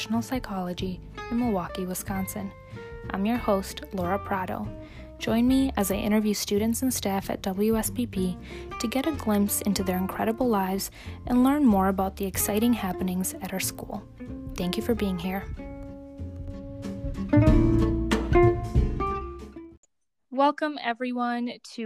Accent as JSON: {"language": "English", "country": "Romania", "tie": "born or raised there", "moved": "yes", "said": "I was born in Romania"}